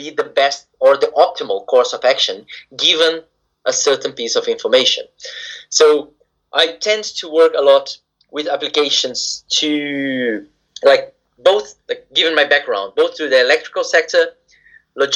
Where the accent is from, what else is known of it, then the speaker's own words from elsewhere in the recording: Brazil; moved away as an adult; also born or lived in Japan; now in United Kingdom; I come originally from Brazil.